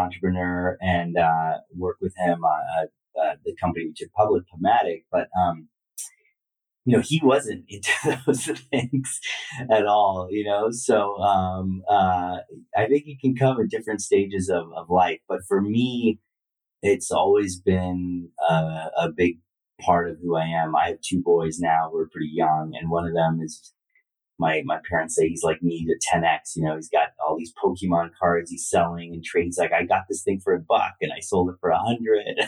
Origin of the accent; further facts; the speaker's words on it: Bay Area, California, United States; moved away as an adult; also born or lived in New York / India; I grew up here. I was born here